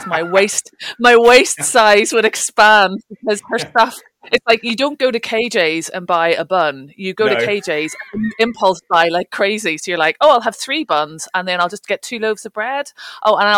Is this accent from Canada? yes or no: no; Northern Ireland, United Kingdom; moved away as an adult; also born or lived in London / Highlands, Scotland; now in Scottish Highlands, United Kingdom; I grew up in Northern Ireland, left there when I was 18 to go to university